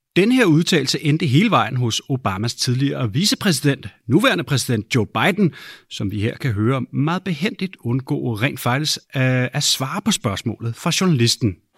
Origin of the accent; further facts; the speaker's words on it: Denmark; hjemme i Danmark